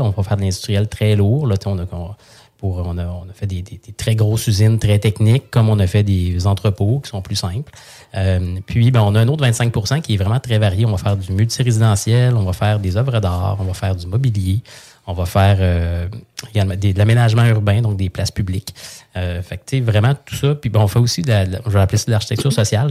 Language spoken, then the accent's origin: French; Saint-Hyacinthe, Quebec, Canada; moved away; je viens de Saint-Hyacinthe, je viens d'une famille